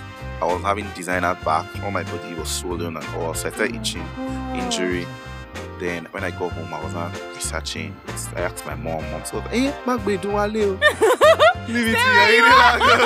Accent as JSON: {"language": "English", "region": "Lagos", "country": "Nigeria", "tie": "born or raised there", "also_born_or_lived": "Kogi State", "said": "I'm born and brought up in Lagos"}